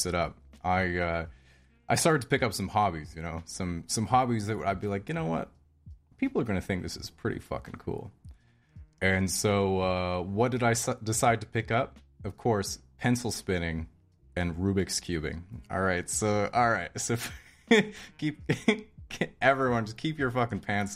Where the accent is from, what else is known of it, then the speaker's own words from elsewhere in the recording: Victoria, British Columbia, Canada; also born or lived in Hobart, Tasmania, Australia; I was born in Victoria, British Columbia, Canada, over here on the West Coast. I say over here because I'm living here now. But when I was about 5 years old, I went with my mom to live in Australia.